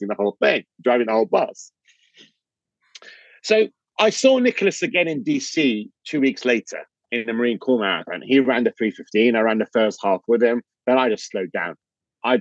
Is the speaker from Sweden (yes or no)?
no; London, United Kingdom; I'm from London